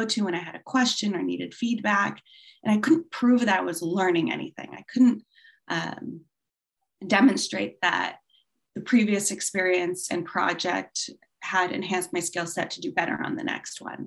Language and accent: English; California, United States; also born or lived in Hong Kong; I'm from California. And as you said, based in Los Angeles